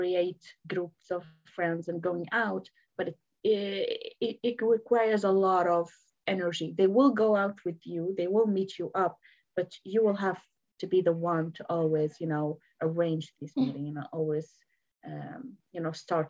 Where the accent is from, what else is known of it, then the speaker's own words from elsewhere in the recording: Lebanon; also born or lived in Syria; now in United Kingdom; it was in my hometown. It was in Lebanon